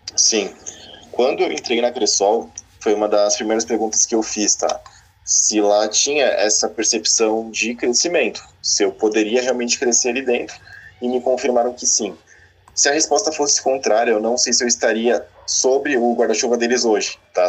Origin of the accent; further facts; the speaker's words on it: Santos, São Paulo, Brazil; moved away as an adult; also born or lived in Francisco Beltrão, Paraná; eu sou santista e estava lá em Santos, na praia